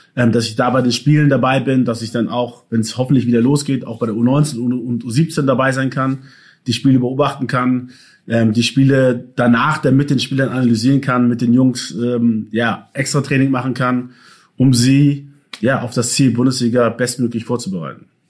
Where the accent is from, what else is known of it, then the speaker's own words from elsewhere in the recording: Hamburg, Germany; also born or lived in Ghana; Ich bin in Hamburg geboren und aufgewachsen.